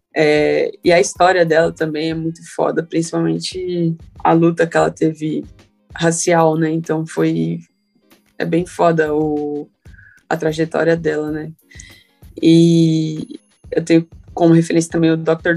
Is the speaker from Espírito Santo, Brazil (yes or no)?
no; Carapicuíba, São Paulo, Brazil; eu sou de Carapicuíba desde, a, desde que eu me entendo por gente